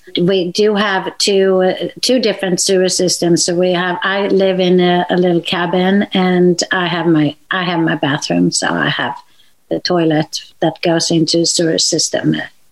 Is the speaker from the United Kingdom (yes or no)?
no; Sweden; I'm from Sweden